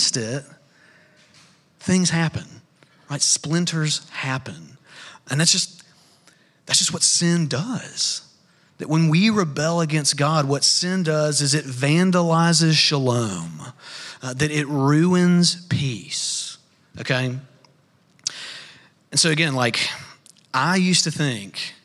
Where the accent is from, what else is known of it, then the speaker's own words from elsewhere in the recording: North Alabama, United States; I grew up in North Alabama